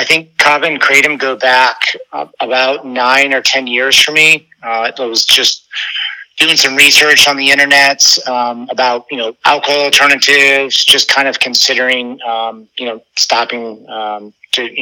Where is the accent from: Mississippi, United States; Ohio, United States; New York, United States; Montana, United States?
Ohio, United States; moved away as an adult; now in Florida, United States; I'm from Ohio